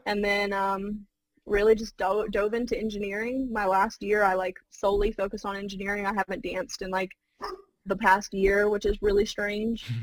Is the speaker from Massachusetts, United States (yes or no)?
no; Clayton County, Georgia, United States; also born or lived in Florida; the Clayton County area, uh, and I grew up there pretty much all of my memorable life